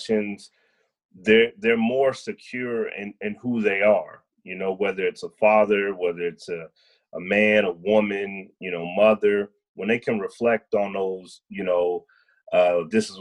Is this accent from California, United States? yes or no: no; Denver, Colorado, United States; now in Austin, United States; I was actually born and raised in Denver, Colorado